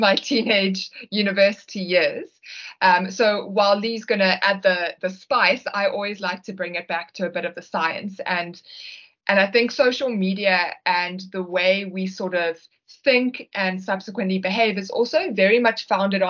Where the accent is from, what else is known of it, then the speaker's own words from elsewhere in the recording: South Africa; we're from South Africa